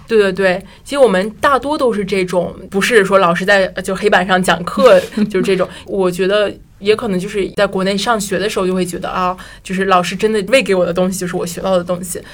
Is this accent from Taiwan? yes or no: no; China; moved away; 班里就我一个中国人